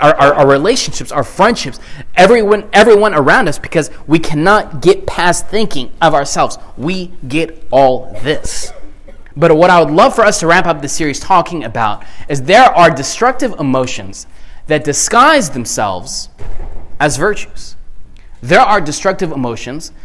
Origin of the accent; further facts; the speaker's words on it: the South, United States; growing up in the South